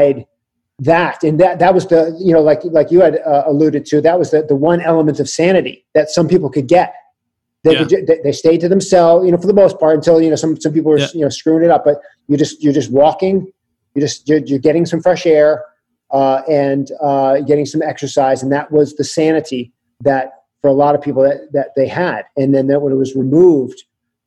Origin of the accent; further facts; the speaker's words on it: Connecticut, United States; now in California, United States; I grew up in Connecticut